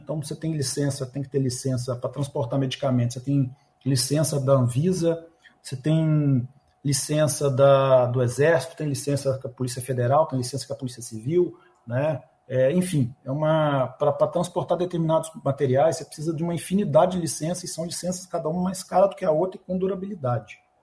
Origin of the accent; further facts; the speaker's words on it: Minas Gerais, Brazil; Eu sou mineiro, tá aqui um mineiro